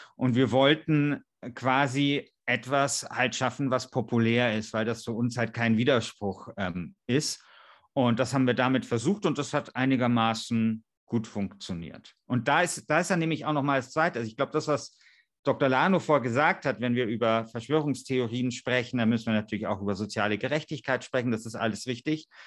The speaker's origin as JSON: {"language": "German", "region": "Bavaria", "country": "Germany", "said": "in Georgensgmünd bei uns in Bayern"}